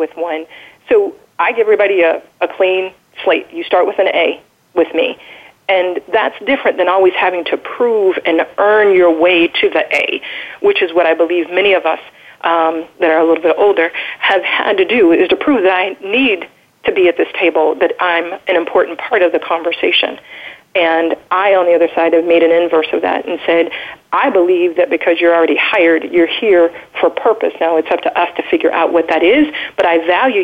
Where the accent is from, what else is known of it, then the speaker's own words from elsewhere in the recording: United States; I'm the American